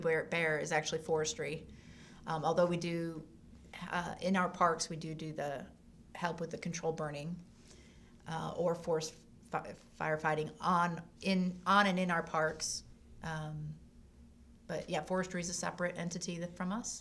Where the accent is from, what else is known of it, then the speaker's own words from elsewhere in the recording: La Grange, North Carolina, United States; I grew up in LaGrange.